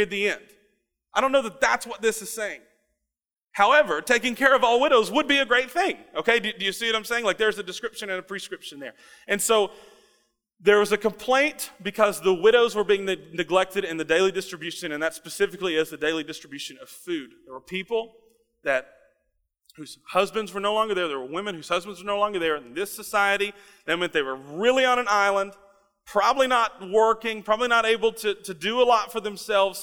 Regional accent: Russell Springs, Kentucky, United States; When I was growing up in Russell Springs, Kentucky

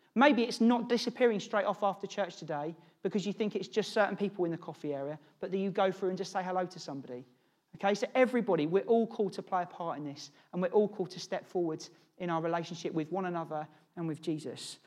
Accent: Norwich, East of England, United Kingdom; moved away as an adult; also born or lived in London; I grew up in Norwich with James.

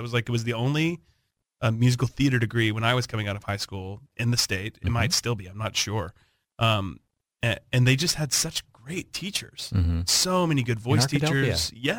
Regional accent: Wynne, Arkansas, United States; moved away as an adult; now in New Jersey, United States; I am originally from Wynn, Arkansas.

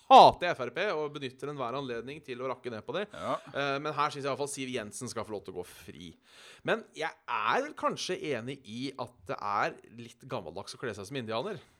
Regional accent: Haugesund, Rogaland, Norway; For det første er jeg fra Haugasund.

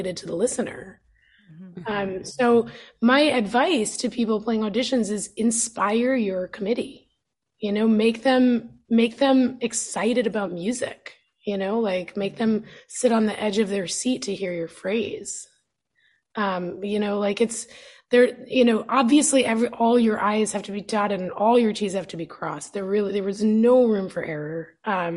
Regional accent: New York, United States; moved away; growing up in New York

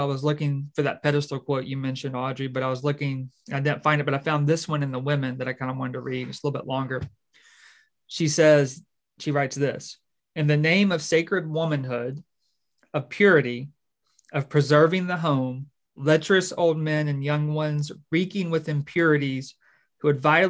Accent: the South, United States; how that would have affected me as a Southerner.

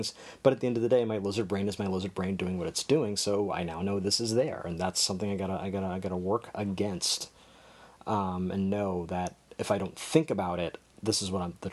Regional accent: United States; growing up in America

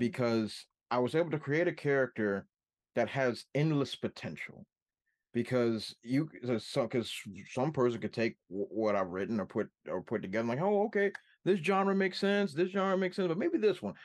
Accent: Washington, District of Columbia, United States; my hometown of Washington, D C

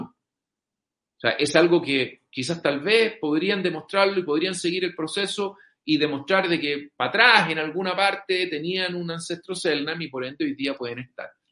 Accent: Chile; nosotros como chilenos

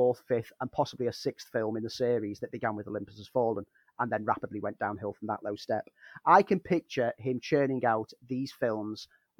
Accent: Liverpool, North West England, United Kingdom; As a Scouser

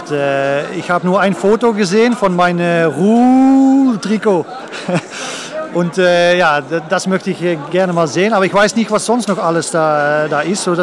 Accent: Netherlands; German is a second language; ja, als, als, als Holländer äh, ja, war ich neun Jahre hier

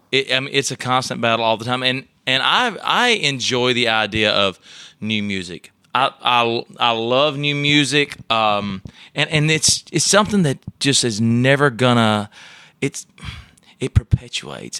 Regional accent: Elrod, Alabama, United States; accent: Alabama; now in Nashville, United States; I grew up in a little town right outside of Tuscaloosa, Alabama

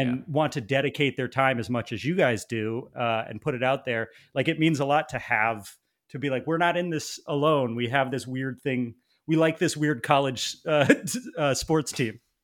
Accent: East Coast, United States; moved away; I grew up on the East Coast

